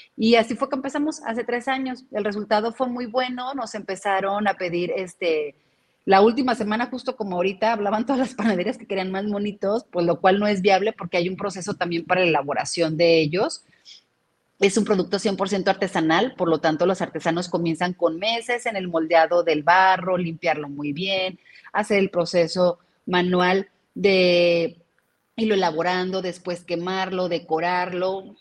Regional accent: Guadalajara, Jalisco, Mexico; como tapatíos

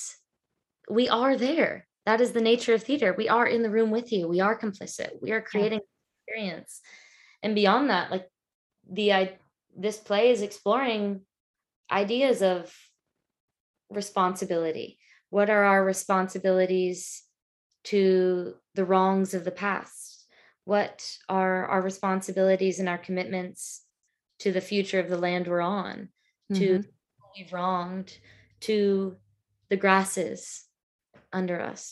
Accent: Atlanta, Georgia, United States; moved away as an adult; also born or lived in Broad River, Northeast Georgia; now in Austin, United States; I grew up in the Chattahoochee watershed in Georgia.

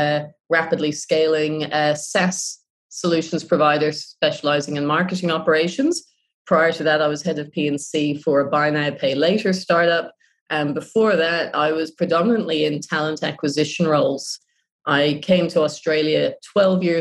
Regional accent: Ireland; moved away; also born or lived in Japan

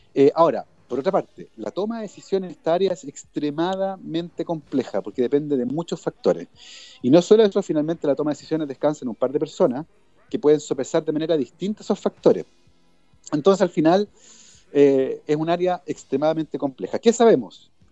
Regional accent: Chile

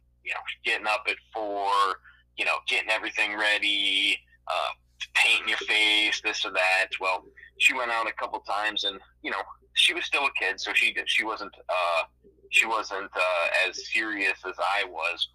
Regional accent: Youngstown, Ohio, United States; I am from Youngstown, Ohio

